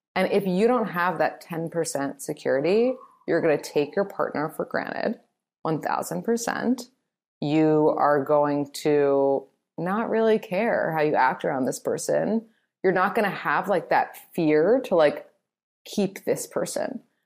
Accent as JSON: {"language": "English", "town": "New York City", "region": "New York", "country": "United States", "said": "I'm from New York"}